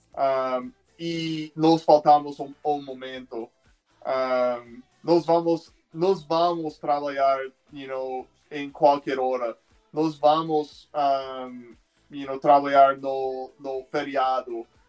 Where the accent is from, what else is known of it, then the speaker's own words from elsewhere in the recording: Phoenix, Arizona, United States; Portuguese is a second language; also born or lived in Tucson, Arizona / Brazil; Phoenix, que é minha cidade natal